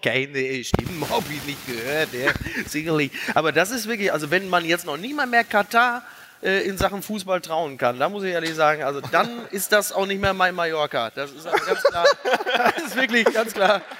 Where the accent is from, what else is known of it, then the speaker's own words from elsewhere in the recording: Castrop-Rauxel, North Rhine-Westphalia, Germany; ich komme aus Kassel-Brauxel